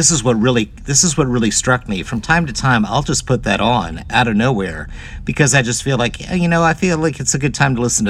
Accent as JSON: {"language": "English", "town": "Hampton", "region": "Virginia", "country": "United States", "tie": "born or raised there", "said": "with Hampton being my hometown"}